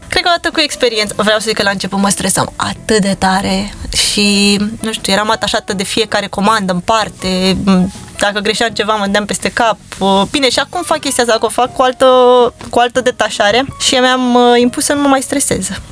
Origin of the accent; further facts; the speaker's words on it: Bucharest, Romania; m-am născut în București, pentru mine orașul ăsta este acasă.